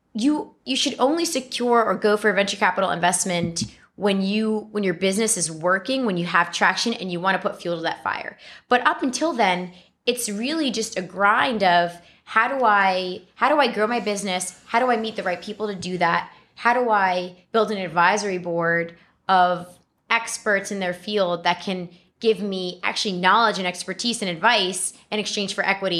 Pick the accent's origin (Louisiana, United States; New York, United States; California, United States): New York, United States; New York City; I was born and raised in the Bronx